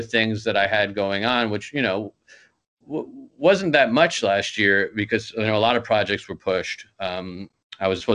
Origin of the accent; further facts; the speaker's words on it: New York City, New York, United States; I'm from Queens, New York